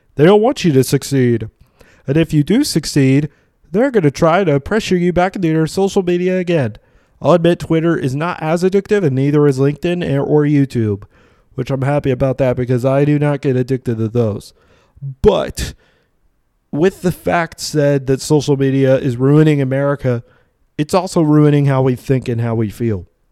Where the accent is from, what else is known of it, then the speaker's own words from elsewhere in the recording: Vincennes, Indiana, United States; now in Bloomington, United States; I originally was born and grew up in Vincennes